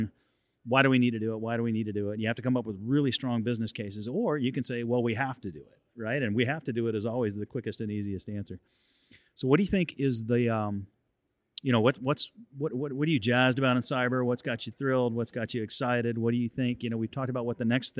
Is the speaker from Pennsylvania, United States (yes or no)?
no; Texas, United States; I'm a Texan